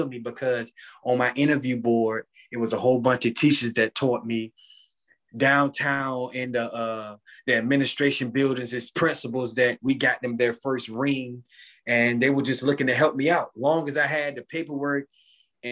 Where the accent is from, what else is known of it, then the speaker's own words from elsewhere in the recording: Portsmouth, Virginia, United States; growing up in Portsmouth was a good thing, but it also was kind of bad things that happened in Portsmouth too